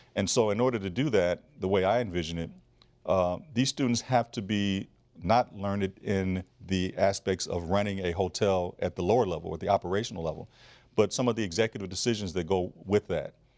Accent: Flint, Michigan, United States; I grew up in Flint, Michigan

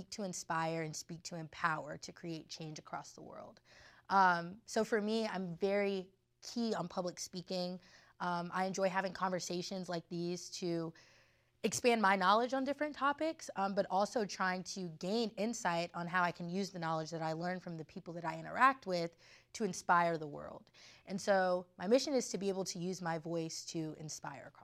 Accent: Davie, Florida, United States; moved away as an adult; now in Washington, DC, United States; So I am from Davie, Florida um, which is a little bit outside of Fort Lauderdale, Florida.

